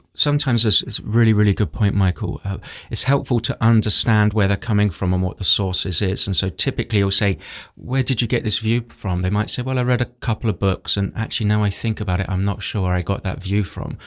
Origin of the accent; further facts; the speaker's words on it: England, United Kingdom; I grew up in England where it's very intellectual